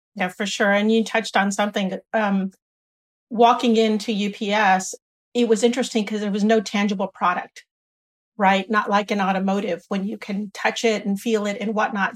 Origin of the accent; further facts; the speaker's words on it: San Bernardino, California, United States; moved away as an adult; also born or lived in Washington DC area / Boston / Dallas / Michigan; I grew up here in San Bernardino, not too far away